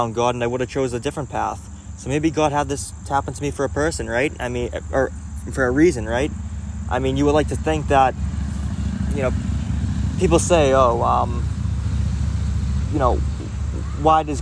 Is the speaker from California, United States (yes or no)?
no; Boston, Massachusetts, United States; I was from Boston and I moved to a suburb